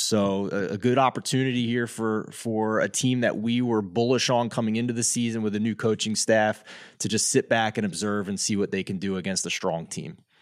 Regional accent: Philadelphia, Pennsylvania, United States; growing up in Philadelphia

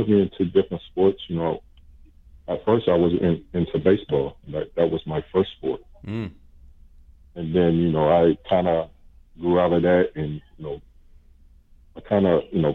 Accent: Richmond, United States; I was born and raised in Richmond.

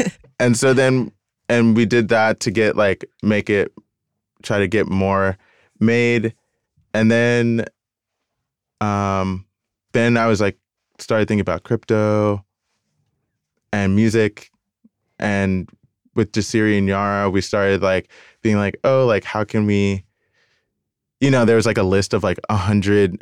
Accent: Decatur, Georgia, United States; moved away; also born or lived in Virginia; I grew up in Atlanta, I grew up in Decatur, and so it was just like all black

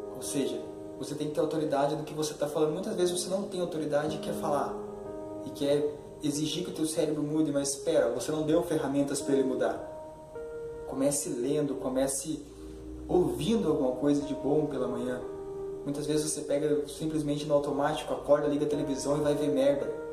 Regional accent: Curitiba, Paraná, Brazil; sou de Curitiba

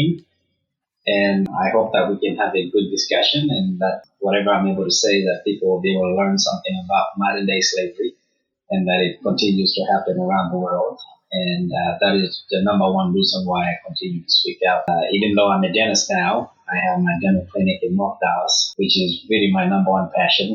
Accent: Lusaka, Lusaka Province, Zambia; moved away; I grew up in Kalingalinga, which is a small town, or you would call it a shanty town in Zambia.

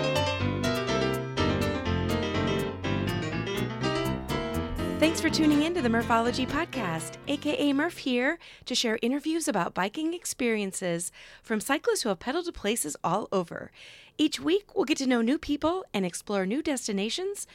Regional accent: Midwest, United States; I'm a Midwesterner

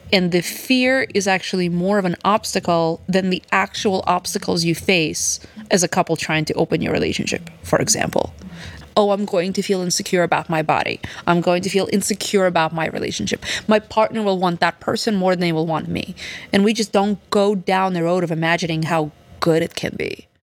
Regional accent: Odesa, Odesa Oblast, Ukraine; now in New York, United States; I was born in Odessa, Ukraine, back in the USSR still, and I moved here just two weeks before it all fell apart

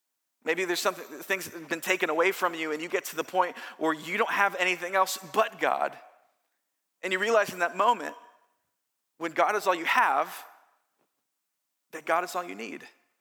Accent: California, United States; I'm from Southern California.

